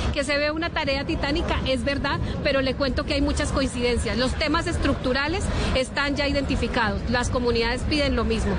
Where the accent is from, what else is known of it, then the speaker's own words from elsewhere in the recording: Aquitania, Boyacá, Colombia; mi pueblo Aquitania